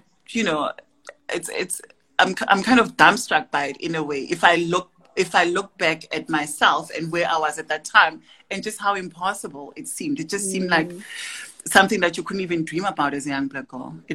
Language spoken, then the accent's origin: English; Tembisa, Gauteng, South Africa; I grew up in Tembisa in the East Rand